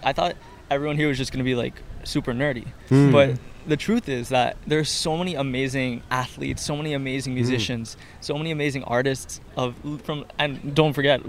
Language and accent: English; Puerto Rico; So I learned English through my high school... Through the school I went to in Puerto Rico.